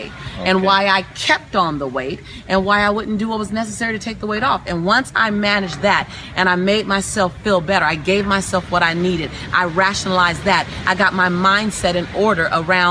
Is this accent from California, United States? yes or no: yes; Los Angeles, California, United States; being born and raised in South Central Los Angeles